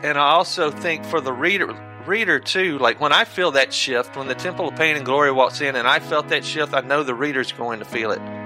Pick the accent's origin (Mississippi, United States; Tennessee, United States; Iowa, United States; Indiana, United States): Mississippi, United States; South; also born or lived in Europe; now in Oxford, United States; growing up in South Mississippi